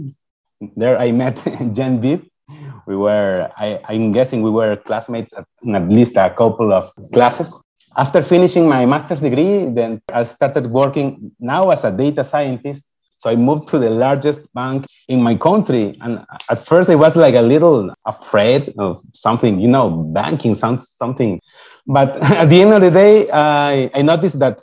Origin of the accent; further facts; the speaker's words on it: Ecuador; first language Spanish; English is a second language; moved away as an adult; I got admitted an undergrad computer engineering program in my home country. I'm from Ecuador